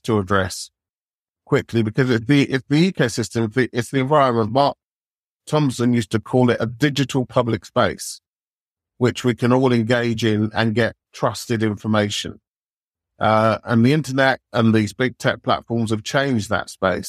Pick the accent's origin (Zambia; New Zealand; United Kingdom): United Kingdom; we're British